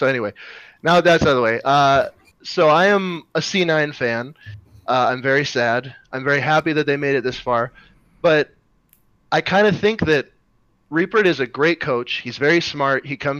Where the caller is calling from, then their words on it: Fargo, North Dakota, United States; I am in Fargo, North Dakota.